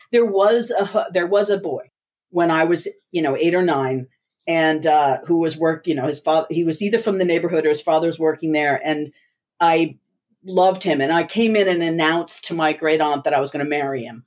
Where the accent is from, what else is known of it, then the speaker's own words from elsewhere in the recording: New Jersey, United States; growing up in the States was very different.